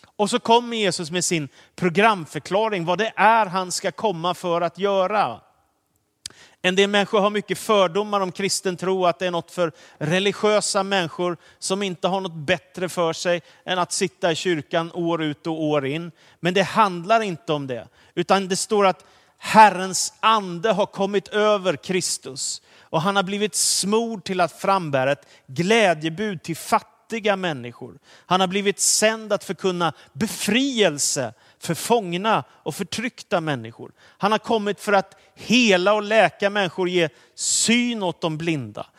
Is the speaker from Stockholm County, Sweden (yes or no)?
yes; Danderyd, Stockholm County, Sweden; jag sitter hemma i Danderyd i Stockholm där vi bodde med min familj och där jag har vuxit upp mesta delen av min uppväxttid